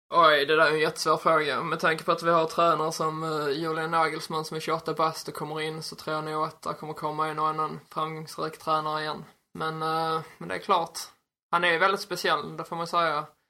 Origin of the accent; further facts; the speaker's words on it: Ystad, Skåne, Sweden; jag är uppväxt i Ystad